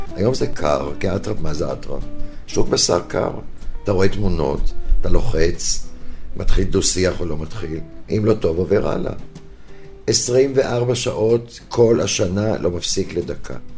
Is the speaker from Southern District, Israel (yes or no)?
no; Herzliya, Tel Aviv District, Israel; יליד הרצליה